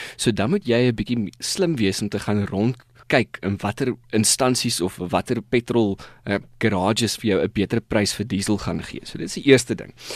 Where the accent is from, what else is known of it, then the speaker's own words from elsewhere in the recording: South Africa; ons as Suid-Afrikaners